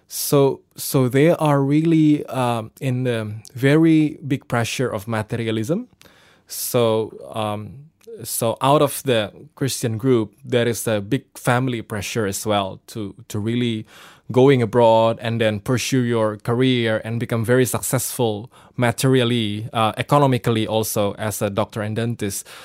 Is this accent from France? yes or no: no; Surabaya, East Java, Indonesia; I'm from, uh, Indonesia in a city called Surabaya